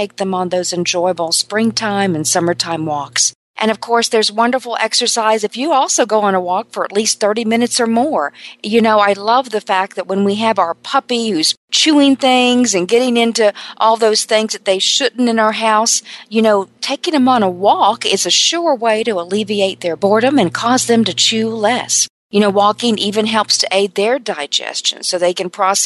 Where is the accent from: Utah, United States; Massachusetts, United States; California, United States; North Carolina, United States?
North Carolina, United States; I'm from North Carolina